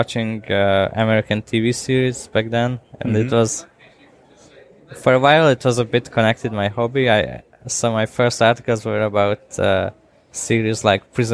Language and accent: English; Budapest, Hungary; I'm from Budapest.